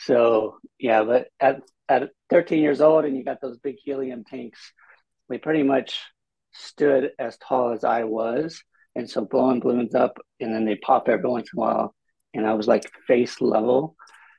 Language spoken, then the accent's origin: English; Bellflower, California, United States; now in San Diego, United States; I grew up in LA County in a little city called Bellflower, near Long Beach, in California